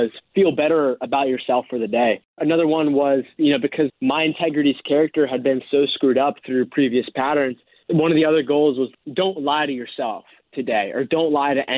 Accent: East Coast of the United States, United States; I grew up on the East Coast of the United States.

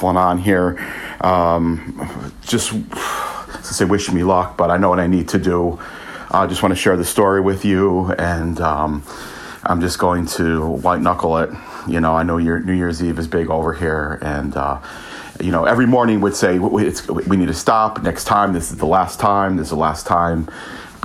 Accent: United States; moved away as an adult; also born or lived in Italy; now in Manchester, United Kingdom; I'm American, currently living in Manchester, UK

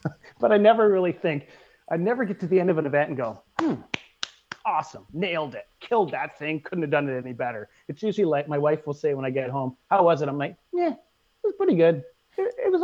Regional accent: Canada; as a Canadian

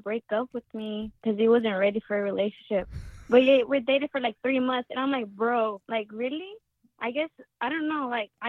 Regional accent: Odessa, Texas, United States; I'm from Odessa, Texas.

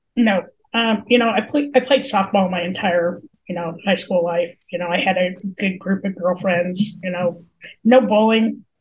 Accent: Colorado, United States; I was born and raised in Colorado.

